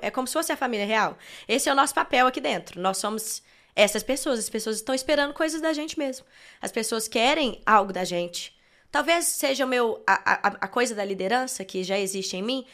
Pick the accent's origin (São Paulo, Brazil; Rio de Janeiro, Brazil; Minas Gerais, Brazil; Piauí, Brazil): Minas Gerais, Brazil; Belo Horizonte; also born or lived in Brasília; quando eu tinha uns dois aninhos de idade, eles já vieram para Belo Horizonte de novo